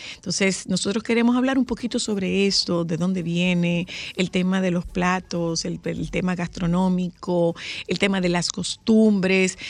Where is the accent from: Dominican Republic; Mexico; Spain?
Dominican Republic; como dominicanos